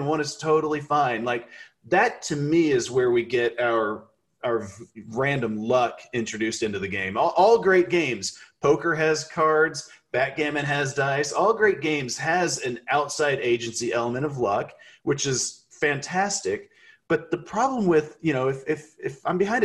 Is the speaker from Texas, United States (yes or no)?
yes; Texas, United States; I'm from Texas